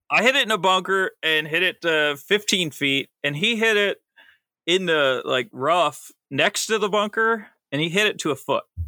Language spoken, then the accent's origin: English; Akron, Ohio, United States